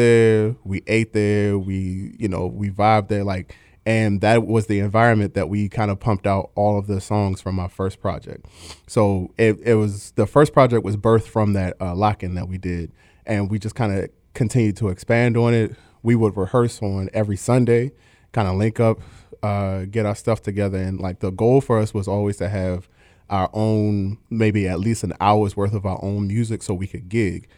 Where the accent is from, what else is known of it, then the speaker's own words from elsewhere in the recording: Baltimore, Maryland, United States; I'm from Baltimore, Maryland, if you can't tell from the accent